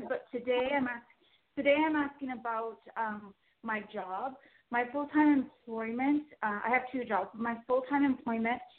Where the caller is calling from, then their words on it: Toronto, Ontario, Canada; I'm calling from Toronto, Canada.